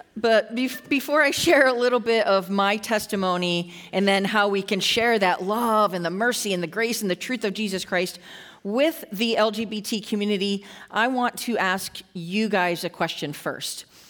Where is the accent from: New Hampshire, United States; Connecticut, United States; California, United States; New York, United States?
New York, United States; Western; I grew up in Western New York, uh, a little, pretty much a small town